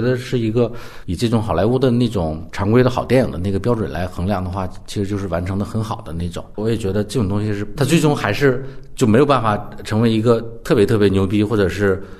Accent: Northeast China, China; 我是东北人

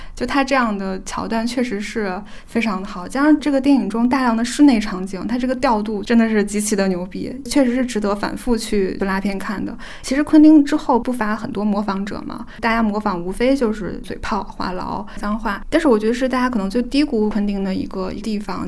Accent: China; 我们作为中国人

